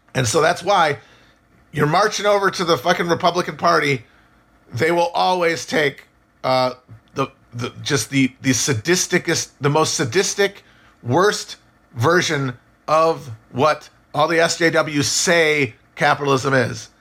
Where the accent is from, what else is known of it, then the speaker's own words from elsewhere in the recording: United States; as Americans